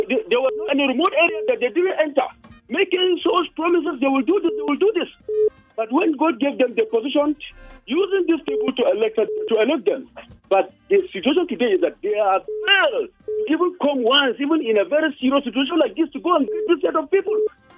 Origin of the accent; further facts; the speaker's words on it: Plateau, Nigeria; we on the plateau